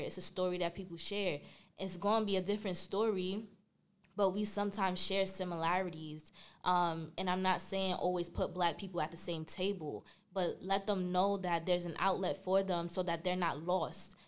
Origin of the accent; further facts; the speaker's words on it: New York City, New York, United States; I'm from Brooklyn, New York